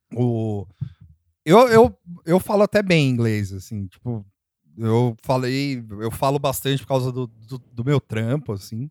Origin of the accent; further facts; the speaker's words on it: Brazil; eu sou brasileiro